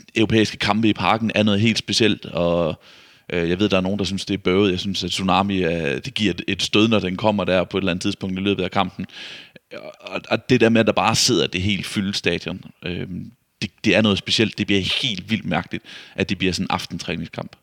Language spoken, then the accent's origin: Danish; Vejle, Southern Denmark, Denmark; Vejle, som er jo der, hvor jeg kommer fra